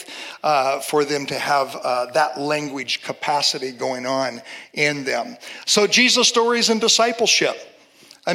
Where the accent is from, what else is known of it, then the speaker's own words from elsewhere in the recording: Seattle, Washington, United States; I'm from Seattle, a very secular city